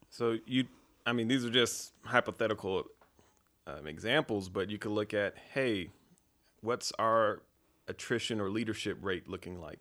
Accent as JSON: {"language": "English", "town": "Fayetteville", "region": "North Carolina", "country": "United States", "tie": "born or raised there", "said": "I grew up in Fayetteville, North Carolina on a dirt road"}